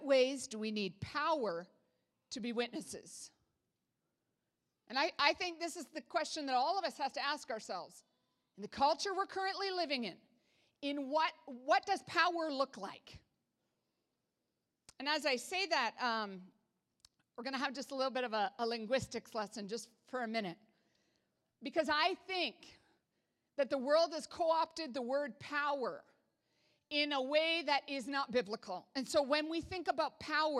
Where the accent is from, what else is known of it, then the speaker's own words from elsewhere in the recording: Canada; I'm Canadian.